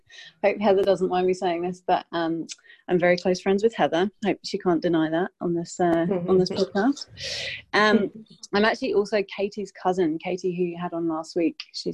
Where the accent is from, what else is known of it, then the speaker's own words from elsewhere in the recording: England, United Kingdom; also born or lived in London / France; now in Sydney, Australia; I'm from England originally, but I think my accent's a bit of a mess these days because I've lived in quite a few different countries. So spent a lot of time in London and France, and then moved to Sydney, which I absolutely love.